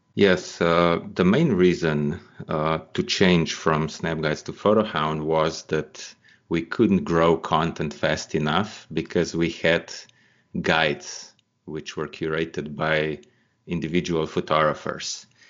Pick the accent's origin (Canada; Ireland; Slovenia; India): Slovenia; Slovenia is my home country